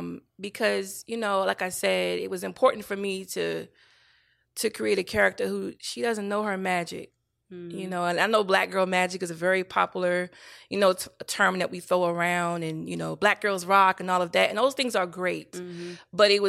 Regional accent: the South, United States; Because I come from the South, girl.

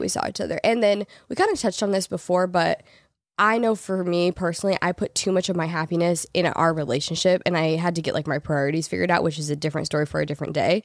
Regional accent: Portland, United States; moved away as an adult; also born or lived in Los Angeles; I grew up in Portland, I lived there my whole life, and then I moved to L A out of high school

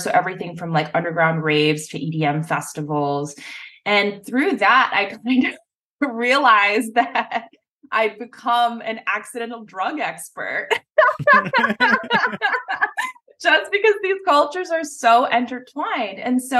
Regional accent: Singapore; moved away; also born or lived in New York / California; I grew up in Singapore, which is one of the most sort of prohibitionist, draconian drug laws countries in the world.

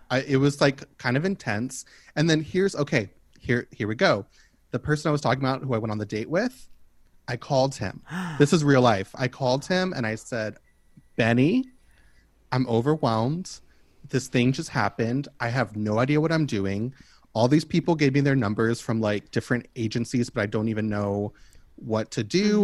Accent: Kentucky, United States; moved away; also born or lived in Oakland; I'm from Kentucky.

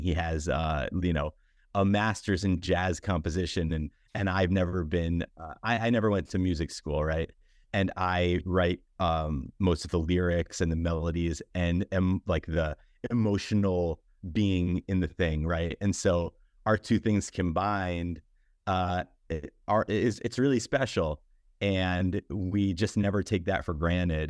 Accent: New York, United States; moved away as an adult; now in Los Angeles, United States; as a New Yorker

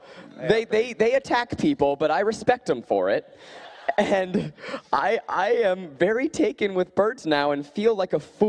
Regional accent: New York, United States; I grew up in New York.

